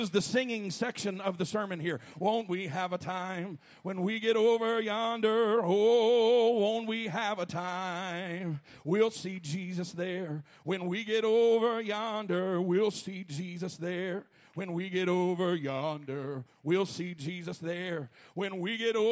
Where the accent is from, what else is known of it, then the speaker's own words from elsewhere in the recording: Alabama, United States; I'm from Alabama